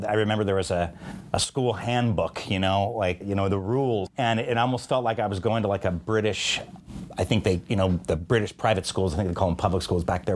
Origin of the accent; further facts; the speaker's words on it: Bay Area, California, United States; moved away; also born or lived in Pennsylvania / Oregon; I was born and raised in the Bay Area, of California